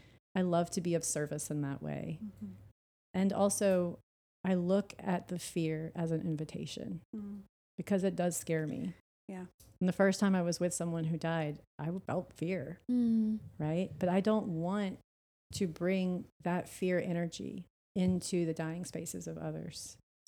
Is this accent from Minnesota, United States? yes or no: no; New Orleans, Louisiana, United States; And then when I was 22, Katrina hit, and I'm from New Orleans, and, like, everyone in my family lost their home.